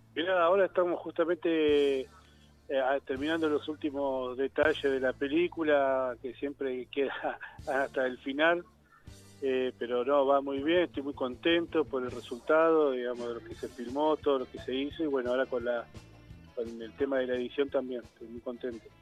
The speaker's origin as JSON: {"language": "Spanish", "town": "Zárate", "region": "Buenos Aires Province", "country": "Argentina", "said": "yo soy de la ciudad de Zárate, digamos, al norte de la provincia de Buenos Aires"}